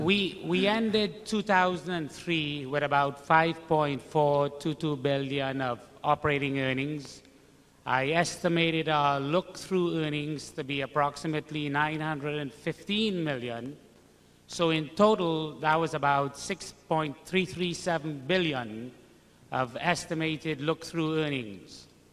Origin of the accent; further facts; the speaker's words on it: Trinidad & Tobago; I'm from Trinidad in the West Indies.